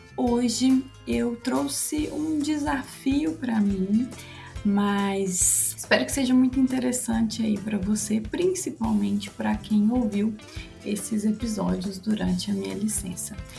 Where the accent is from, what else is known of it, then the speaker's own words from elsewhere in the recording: Curvelo, Minas Gerais, Brazil; eu sou de Curvelo